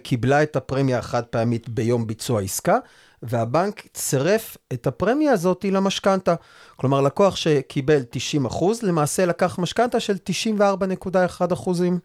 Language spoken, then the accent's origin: Hebrew; Rehovot, Central District, Israel; also born or lived in Re'ut; now in Rosh HaAyin, Israel; ובמקור אני נולדתי וגדלתי ברחובות. גר היום בראש העין